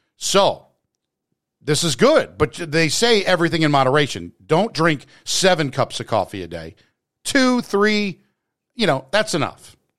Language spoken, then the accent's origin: English; New Jersey, United States; I'm from Jersey